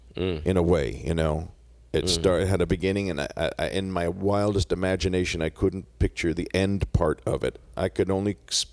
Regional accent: New Jersey, United States; No, I'm from New Jersey.

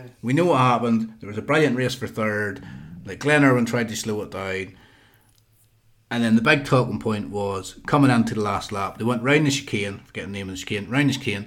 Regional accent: Ulster, Northern Ireland, United Kingdom; now in England; as an Ulsterman living in England

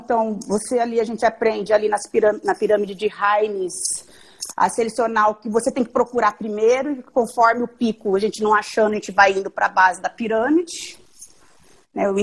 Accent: Dourados, Mato Grosso do Sul, Brazil; also born or lived in Santa Catarina; eu vim, fiquei no Mato Grosso do Sul, várias cidades, e terminei meu ensino médio em Dourados, Mato Grosso do Sul

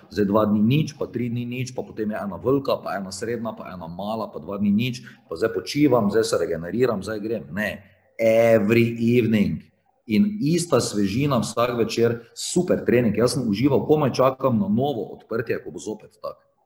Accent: Slovenia

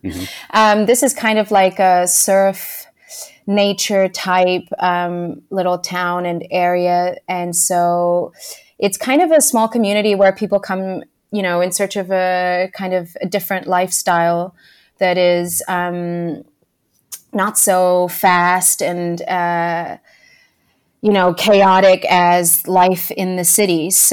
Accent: Lisbon, Portugal; born there; So I was born in Lisbon. Yeah, in Lisbon, Portugal. It's the capital of Portugal.

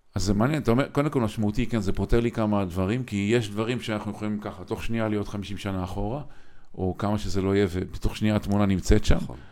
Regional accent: Kiryat Motzkin, Haifa District, Israel; moved away; אני גדלתי בקריית מוצקין

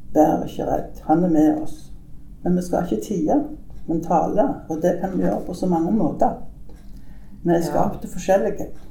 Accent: Sola, Rogaland, Norway; also born or lived in Nærbø; now in Tananger, Norway; jeg er født på Grannes i Sola, sånn at, men jeg har bodd i mange år på Nærbø. Men kom her til Tananger for 28 år siden.

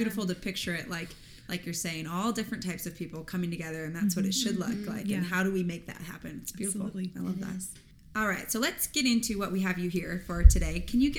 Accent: California, United States; I'm from California

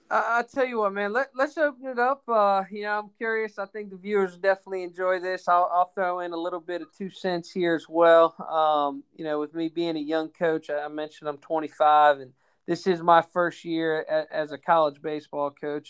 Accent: Maryland, United States; moved away as an adult; now in North Carolina, United States; close to my hometown, actually in Maryland. So uh, deep down, I do have my Yankee roots

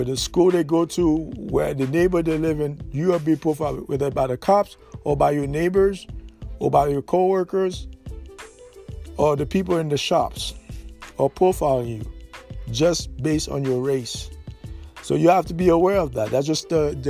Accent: United States; we as Negro American

